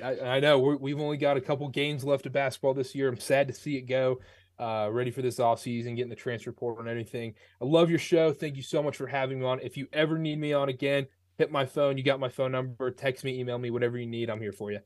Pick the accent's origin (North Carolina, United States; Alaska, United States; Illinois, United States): North Carolina, United States; I grew up, I'm from North Carolina.